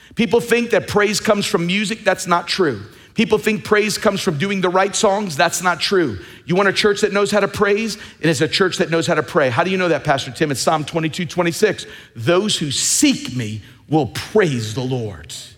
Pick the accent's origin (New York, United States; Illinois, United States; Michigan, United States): New York, United States; Long Island; When I grew up in Long Island